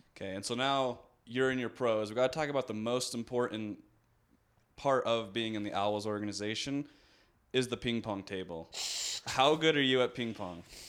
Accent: Maryland, United States; moved away; growing up in Maryland

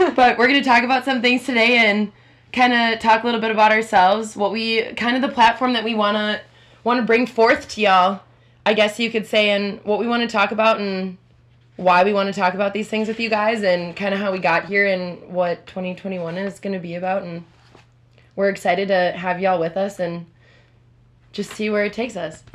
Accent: Minneapolis, Minnesota, United States; also born or lived in Richfield, Minnesota; I'm uh, 27 years old, born and raised in Minneapolis, Minnesota

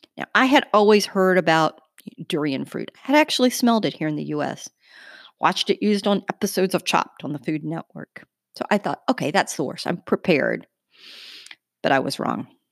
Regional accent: United States; we're two American journalists

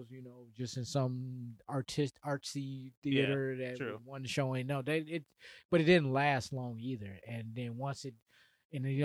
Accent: Chicago, Illinois, United States; my growing up in Chicago

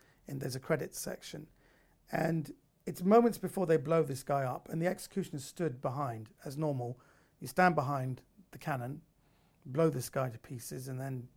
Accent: United Kingdom; I was raised in Britain. I'm a second generation Iranian

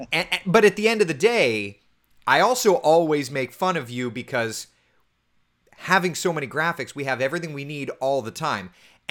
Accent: Central Florida, United States; I grew up here in Central Florida

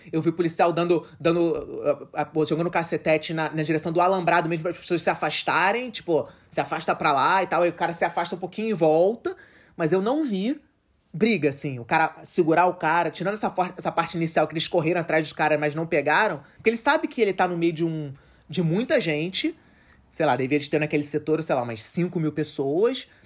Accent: Rio de Janeiro, Brazil; a gente é do Rio

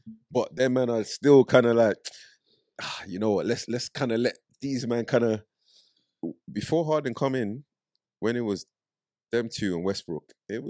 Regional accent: London, United Kingdom; also born or lived in Nigeria; I grew up in Brixton

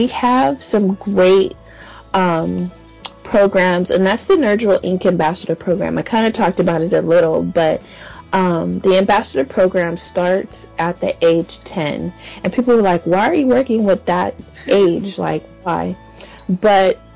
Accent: San Diego, California, United States; I'm from San Diego, California.

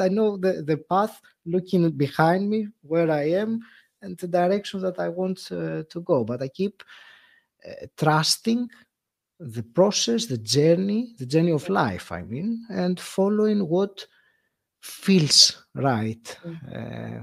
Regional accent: Greece; moved away as an adult; now in United Kingdom; when I moved from Greece, which is my home country, yeah. to to the UK

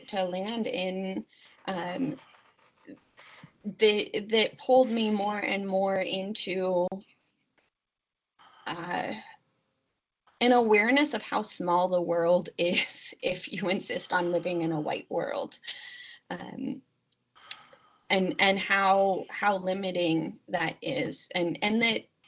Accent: Seattle, Washington, United States; I was growing up in Seattle

